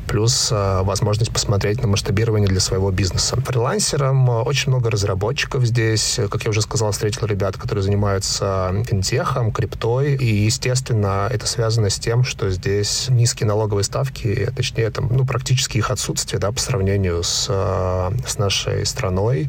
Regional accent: Khabarovsk, Khabarovsk Krai, Russia; also born or lived in Moscow; now in Dubai, United Arab Emirates; Я один раз в своей жизни переезжал из Дальнего Востока, где родился в Москву. Из Хабаровска. Из Хабаровска, да, я родился в Хабаровске.

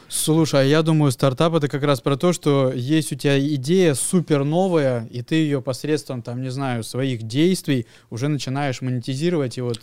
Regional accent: Krasnoyarsk, Krasnoyarsk Krai, Russia; я э, вырос в Академгородке

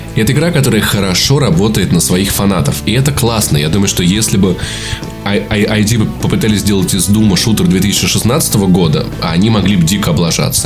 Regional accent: Voronezh, Voronezh Oblast, Russia; moved away as an adult; now in Moscow, Russia; в моем родном городе, в Воронеже

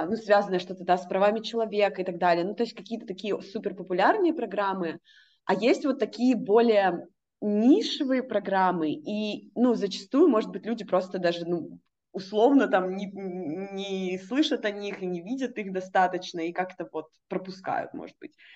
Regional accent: Russia; moved away; я из России

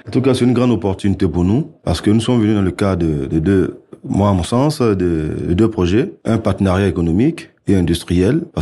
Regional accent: Côte d’Ivoire; Je suis ivoirien, je viens de la Côte d'Ivoire, notamment le pays de Didier Drogba, comme on le dit.

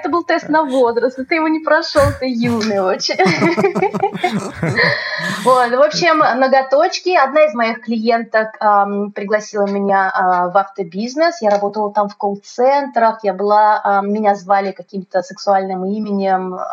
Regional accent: Moscow, Russia; moved away as an adult; now in Krasnodar, Russia; я изначально из Москвы, да, это весь мой опыт был э, московский.

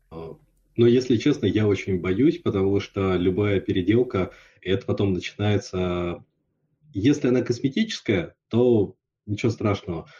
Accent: Yakutsk, Sakha Republic, Russia; я вырос в Якутске, это было очень специфическое, да, то есть шесть месяцев в году зима

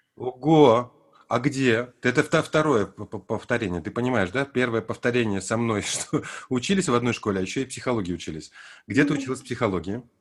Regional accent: Armenia; я родился в Армении, при том, что я русский мальчик, но я учился в армянском детском саду

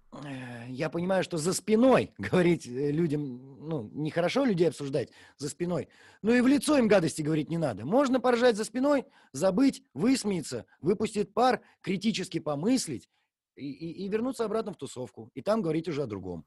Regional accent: Gatchina, Leningrad Oblast, Russia; всю жизнь, все детство живешь в Гатчине

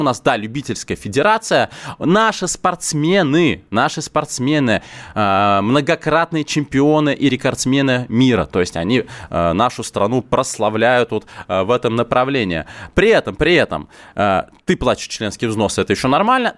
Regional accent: Moscow, Russia; я лично, как коренной москвич

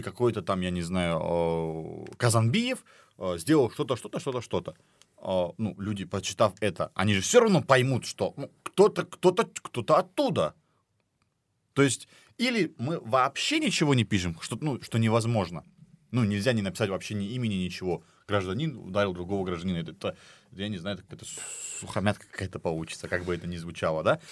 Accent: Dagestan, Russia; я дагестанец

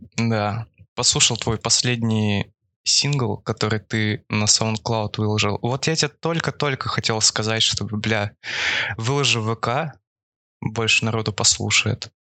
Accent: Far East, Russia; я с Дальнего Востока

